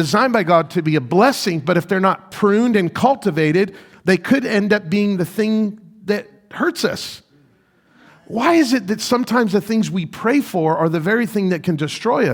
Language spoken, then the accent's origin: English; Las Vegas, Nevada, United States; moved away as an adult; now in Rochester, United States; I'm from Las Vegas